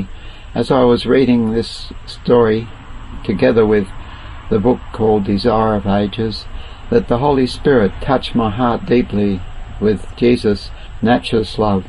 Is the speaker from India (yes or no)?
no; Murray Bridge, South Australia, Australia; moved away as an adult; now in Northern Territory, Australia; Murray Bridge was my birthplace, and I started in a caravan on the Murray River, and I'm still in the caravan up here in Northern Territory